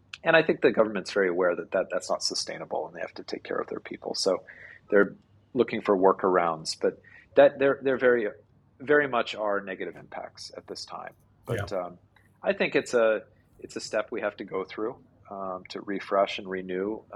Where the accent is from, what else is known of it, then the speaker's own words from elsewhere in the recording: United States; moved away as an adult; now in Vietnam; I'm American by origin